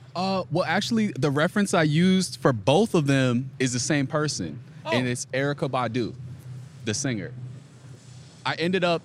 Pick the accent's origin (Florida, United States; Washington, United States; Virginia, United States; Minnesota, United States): Virginia, United States; I'm from Virginia, so I'm from the area.